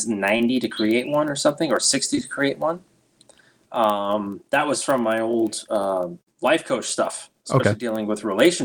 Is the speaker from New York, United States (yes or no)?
yes; New York, United States; moved away; also born or lived in Arizona; When I was living in Arizona, you know, growing up in New York